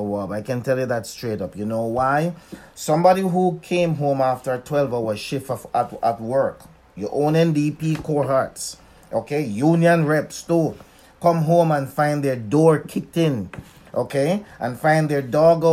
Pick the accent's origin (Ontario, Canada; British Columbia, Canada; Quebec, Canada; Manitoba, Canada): Manitoba, Canada; Winnipeg; I'm from Winnipeg